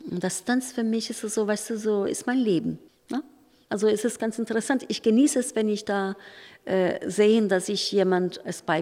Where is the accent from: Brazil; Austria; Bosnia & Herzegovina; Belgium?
Brazil; German is a second language; now in Germany; Ist für mich so ein Stück für mich Brasilien hier in Deutschland. Wenn ich hier sitze und, und die Schule tanzen sehe, ist es für mich also ein Stück meine Heimat.